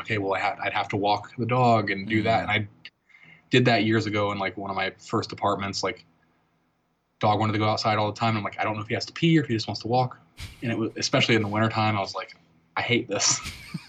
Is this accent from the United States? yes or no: yes; Virginia Beach, Virginia, United States; moved away; I grew up in Virginia Beach on the East Coast when I was a kid